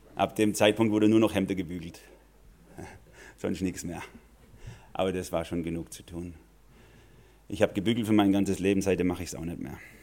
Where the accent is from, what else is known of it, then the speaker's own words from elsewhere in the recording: Germany; Wir als Deutsche